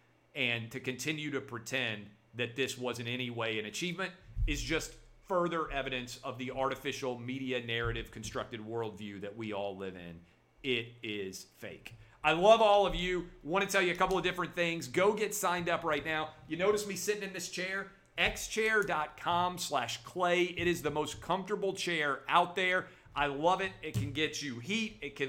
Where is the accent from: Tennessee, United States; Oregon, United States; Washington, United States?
Tennessee, United States; Nashville; the Nashville School District, my hometown, I went to Nashville Public Schools K through 12